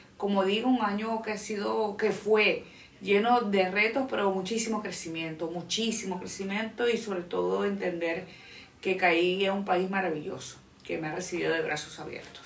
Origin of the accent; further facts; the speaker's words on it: Venezuela; moved away as an adult; now in Dominican Republic; soy venezolana, tengo cuatro años viviendo en la República Dominicana